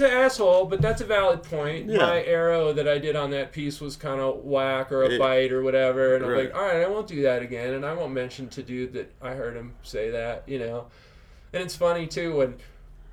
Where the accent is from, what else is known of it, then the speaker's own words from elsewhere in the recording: Albuquerque, New Mexico, United States; growing up in Albuquerque